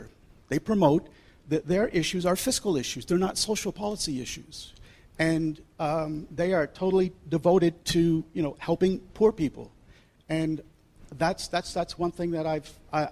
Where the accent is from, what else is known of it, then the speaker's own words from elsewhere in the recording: Canada; I'm from Canada